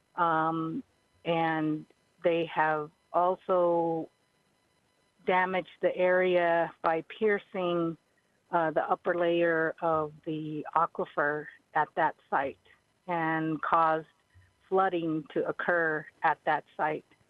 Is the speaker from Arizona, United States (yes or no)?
yes; Havasupai tribe, Grand Canyon, Arizona, United States; I'm from the Havasupai tribe. My tribe's village is in the bottom of the Grand Canyon